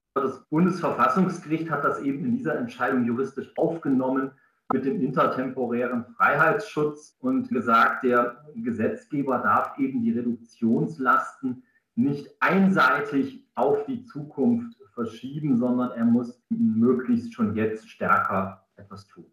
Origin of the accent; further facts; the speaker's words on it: Gaimersheim, Bavaria, Germany; moved away as an adult; also born or lived in Regensburg; Ich bin geboren in Geimersheim bei Ingolstadt in der Nähe.